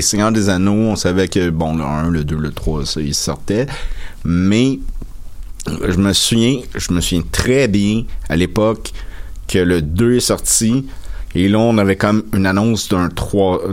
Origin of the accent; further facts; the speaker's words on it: Salaberry-de-Valleyfield, Quebec, Canada; moved away; j'habite plus à Valleyfield, mais depuis des, j'ai grandi à Valleyfield.